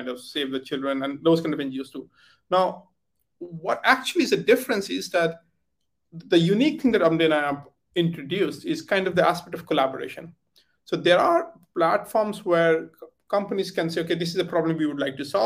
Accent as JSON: {"language": "English", "country": "India", "also_born_or_lived": "United Kingdom", "moved": "as an adult", "said": "I come from origin from India, but I left India many years ago, like I think 18 years ago"}